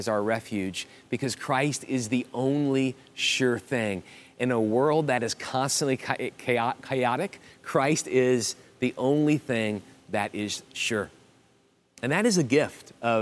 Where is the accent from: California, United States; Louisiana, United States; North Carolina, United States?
Louisiana, United States; New Orleans; moved away; also born or lived in Miami; I grew up in South Louisiana in the New Orleans area